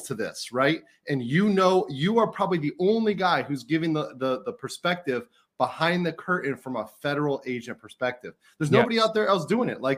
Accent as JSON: {"language": "English", "town": "Miami", "region": "Florida", "country": "United States", "tie": "born or raised there", "moved": "as an adult", "lives_now": "Seoul, South Korea", "said": "I'm from Miami, Florida, born and raised in Miami, Florida, 305"}